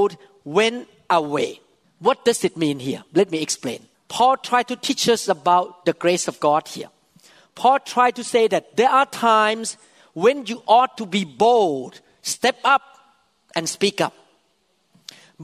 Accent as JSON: {"language": "English", "country": "Thailand", "tie": "born or raised there", "second_language": "English", "said": "I was born in Thailand, a devout Buddhist, playing with demons when I was young"}